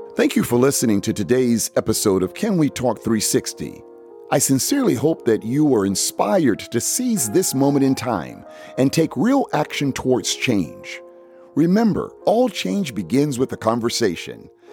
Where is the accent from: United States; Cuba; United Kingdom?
United States; Fort Lauderdale, Florida; since I've been a little kid growing up in Fort Lauderdale